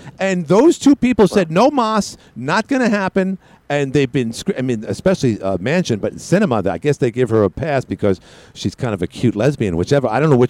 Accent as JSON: {"language": "English", "town": "New York City", "region": "New York", "country": "United States", "tie": "born or raised there", "said": "living and growing up in Queens, New York, where I was surrounded by Met fans."}